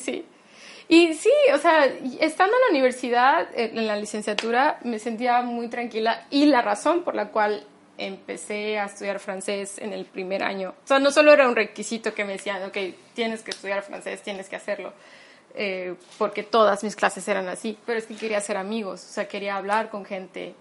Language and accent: Spanish; Mexico; soy mexicana